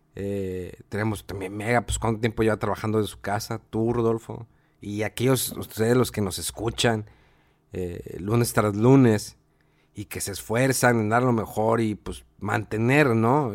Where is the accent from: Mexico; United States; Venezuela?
Mexico; somos mexicanos